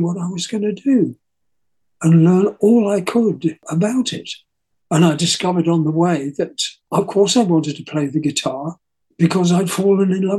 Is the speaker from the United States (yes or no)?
no; England, United Kingdom; I'm English